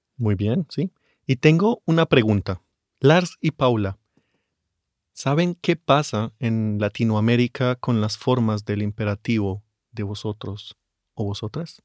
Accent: Bogotá, Colombia; mis padres ahora viven en Bogotá, yo nací en la capital y ahí la gente usa tú más que usted

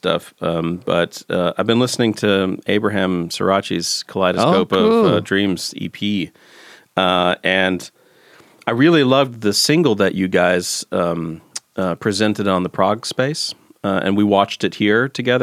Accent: South Carolina, United States; I'm from South Carolina

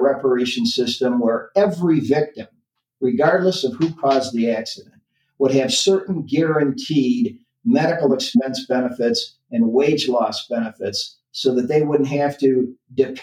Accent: Lansing, Michigan, United States; I grew up in Lansing, Michigan.

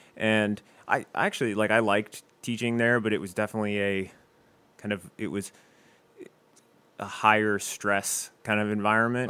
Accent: Westerville, Ohio, United States; moved away as an adult; now in Toledo, United States; I'm originally from Westerville, Ohio

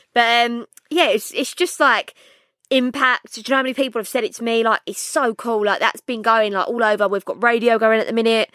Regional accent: London, United Kingdom; I'm from Bow.

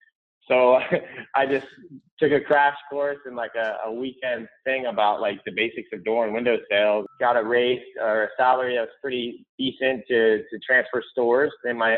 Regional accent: St. Petersburg, Florida, United States; I live and grown up here in St. Petersburg, Florida

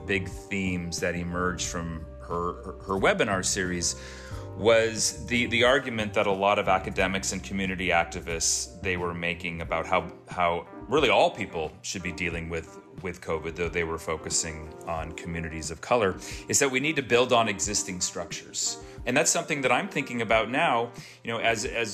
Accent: Oakland, California, United States; now in North Carolina, United States; I am from Oakland

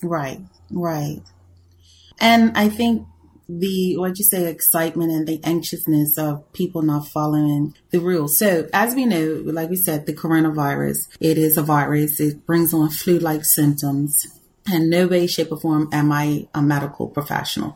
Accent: Bermuda; I'm from Bermuda.

